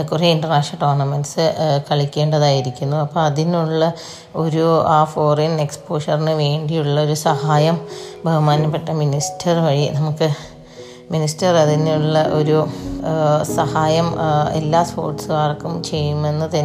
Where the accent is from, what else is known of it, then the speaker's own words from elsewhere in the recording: Kozhikode, Kerala, India; now in Pathanamthitta, India; ഞാൻ ഹസ്ബൻഡിൻ്റെ എൻ്റെ വീട് പത്തനംതിട്ടയാണ് ഞാൻ കോഴിക്കോട്ടുകാരിയാണ്